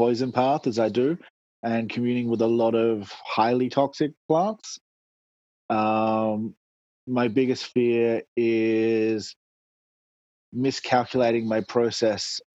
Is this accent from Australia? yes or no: yes; Port Pirie, South Australia, Australia; now in Perth, Australia; Grew up in Port Pirie, South Australia